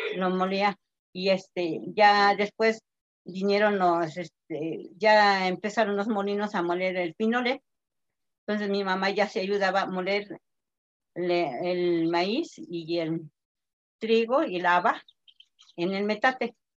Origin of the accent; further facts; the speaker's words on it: Santa Inés Acuitlapilco, Tlaxcala, Mexico; soy del estado de Tlaxcala, municipio Santa Inés Acatelco.